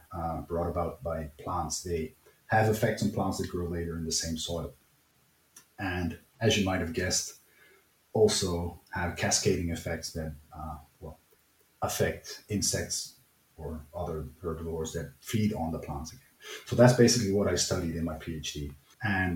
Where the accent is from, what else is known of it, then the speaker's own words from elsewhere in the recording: Netherlands; moved away as an adult; now in Germany; I'm from the Netherlands